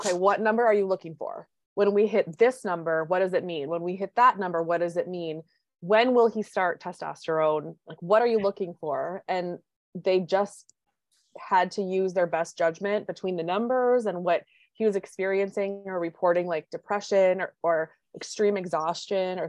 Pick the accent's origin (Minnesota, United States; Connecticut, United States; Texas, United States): Minnesota, United States; accent: Minnesota; I live in Minnesota, if you couldn't tell by my accent